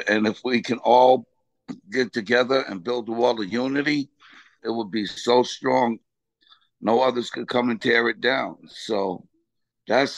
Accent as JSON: {"language": "English", "town": "Freeport", "region": "New York", "country": "United States", "tie": "born or raised there", "also_born_or_lived": "Roosevelt, Long Island / Las Vegas / Los Angeles", "moved": "as an adult", "said": "I was born and raised in Freeport, and I moved to Roosevelt in 1974"}